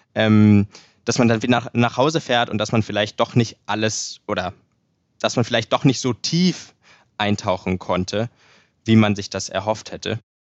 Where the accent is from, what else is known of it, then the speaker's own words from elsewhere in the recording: Hamburg, Germany; also born or lived in Dresden / Indianapolis, United States; in meiner Heimat Hamburg